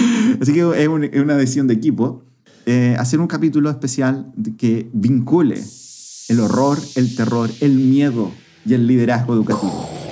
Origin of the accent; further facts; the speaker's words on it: Curicó, Maule, Chile; al menos como chilenos, al menos como curicanos